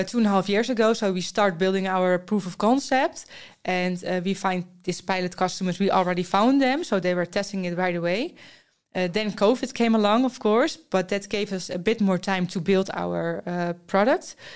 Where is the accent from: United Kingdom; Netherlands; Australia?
Netherlands; I'm from the Netherlands.